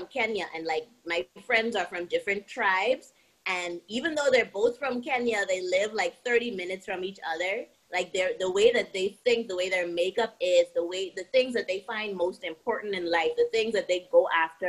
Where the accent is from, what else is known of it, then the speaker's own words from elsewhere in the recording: Bahamas; moved away as an adult; also born or lived in Miami / Georgia / Orlando / Dubai; I'm from the Bahamas, born and raised on a very small island.